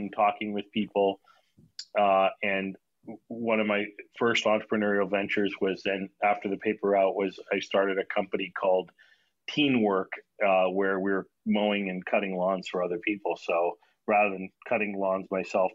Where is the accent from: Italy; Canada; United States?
Canada; small town just north of Toronto, Ontario; also born or lived in New Delhi, India; I was born in New Delhi, India, and my parents, I like to say, exported me to Canada at the early age of one. So I grew up in Toronto for our first 5 years, and then my dad moved to a small town of like 24,000 people just north of Toronto, about an hour away